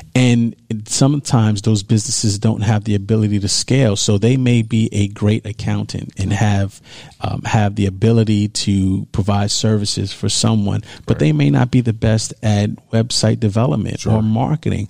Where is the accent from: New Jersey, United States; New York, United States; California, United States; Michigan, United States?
New York, United States; New York City; I grew up in New York. I grew up in Harlem, New York.